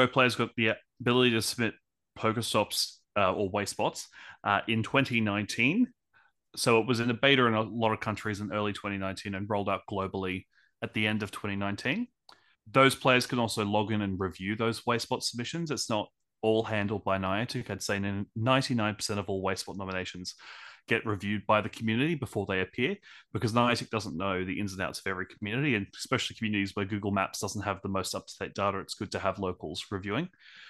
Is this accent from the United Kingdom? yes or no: no; Brisbane, Queensland, Australia; I'm from Brisbane, Australia.